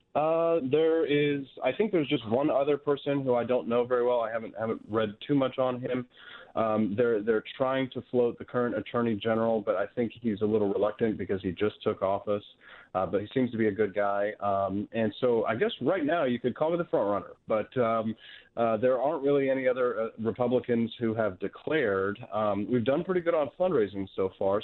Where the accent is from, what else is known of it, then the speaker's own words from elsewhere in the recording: Peculiar, Missouri, United States; also born or lived in Independence, Missouri / Kansas City, Missouri; Raised on a farm in Peculiar